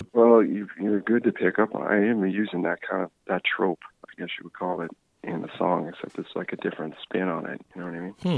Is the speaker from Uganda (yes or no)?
no; Newfoundland and Labrador, Canada; also born or lived in Sweden / Charlottetown; now in Nova Scotia, Canada; I'm actually from Newfoundland originally. I uh, moved to Nova Scotia originally in like 2002.